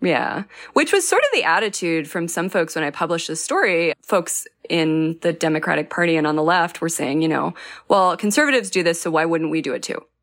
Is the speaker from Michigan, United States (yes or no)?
no; New Mexico, United States; I'm from New Mexico